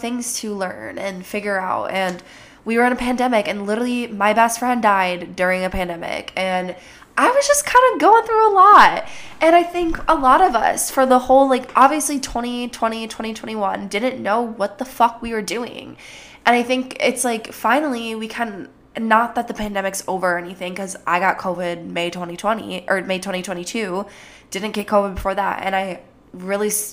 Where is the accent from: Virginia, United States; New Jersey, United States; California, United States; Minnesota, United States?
Minnesota, United States; accent: Jersey; sometimes like a Jersey accent comes out, but I'm from Minnesota.